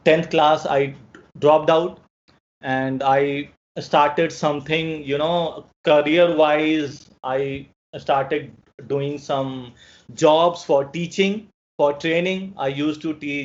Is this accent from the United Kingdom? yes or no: no; New Delhi, Delhi, India; I'm from New Delhi, India